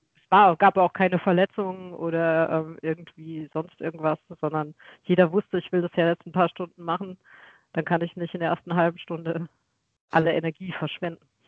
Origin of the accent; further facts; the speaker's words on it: Weinheim, Baden-Württemberg, Germany; ich komme aus Weinheim an der Bergstraße nahegelegen zu Mannheim und ähm, Heidelberg